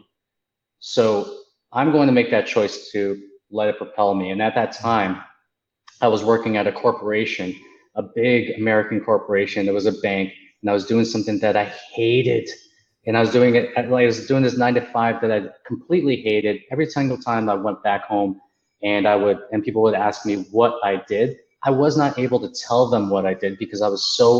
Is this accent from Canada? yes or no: yes; Markham, Ontario, Canada; I grew up in a small town called Markham, Ontario, and that's okay. In Canada